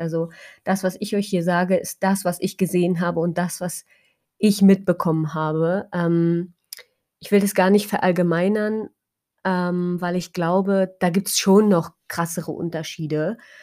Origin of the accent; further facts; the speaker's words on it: Germany; moved away; bei uns in Deutschland